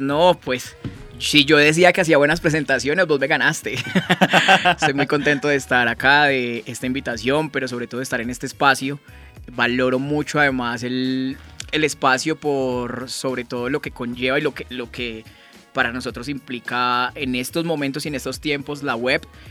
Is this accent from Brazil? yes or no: no; Cartago, Valle del Cauca, Colombia; moved away as an adult; also born or lived in Pamplona, Norte de Santander; me regresé a mi tierra, a Cartago Valle